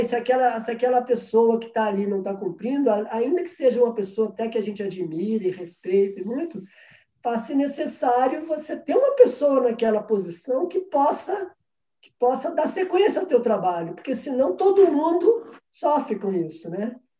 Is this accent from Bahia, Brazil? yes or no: no; Minas Gerais, Brazil; eu sou mineiro